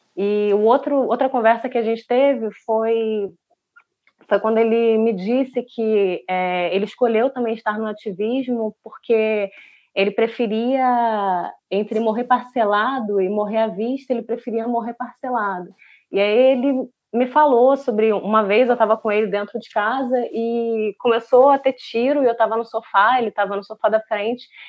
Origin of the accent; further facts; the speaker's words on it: São Gonçalo, Rio de Janeiro, Brazil; eu sou da periferia, sou de São Gonçalo